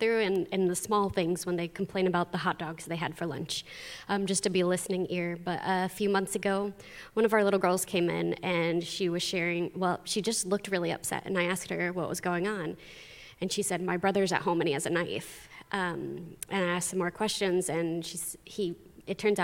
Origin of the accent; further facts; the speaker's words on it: United States; moved away as an adult; also born or lived in Honduras; I grew up here and started to go to youth group here